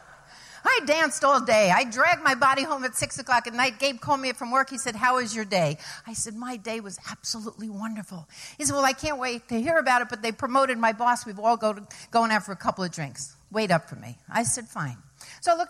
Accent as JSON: {"language": "English", "town": "New York City", "region": "New York", "country": "United States", "also_born_or_lived": "Ithaca, New York / Fairfield County, Connecticut", "moved": "as an adult", "said": "I came from New York City"}